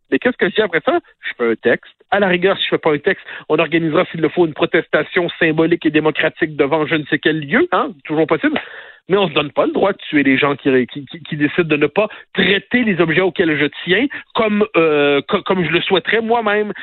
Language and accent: French; Quebec, Canada; on est québécois